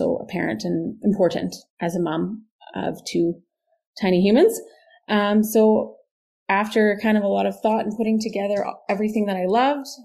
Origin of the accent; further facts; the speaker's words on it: Saskatoon, Saskatchewan, Canada; born and raised in Saskatoon